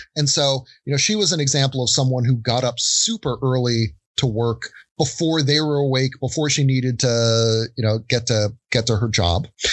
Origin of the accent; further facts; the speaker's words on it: United States; growing up in the States